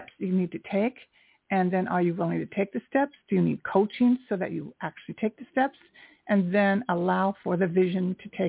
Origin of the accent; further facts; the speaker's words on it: United States; I am Japanese American